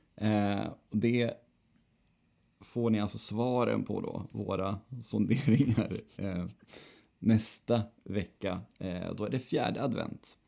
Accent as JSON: {"language": "Swedish", "town": "Örnsköldsvik", "region": "Västernorrland County", "country": "Sweden", "moved": "yes", "lives_now": "Gothenburg, Sweden", "said": "man har mellandagen och nyår hemma i Övik"}